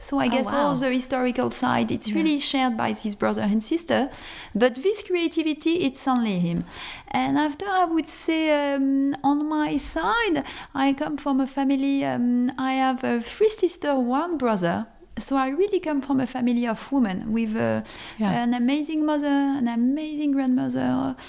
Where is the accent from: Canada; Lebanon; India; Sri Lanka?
Lebanon; born there; I was born in Lebanon. And so, of course, I guess this is also that I felt very French, but I felt very international always.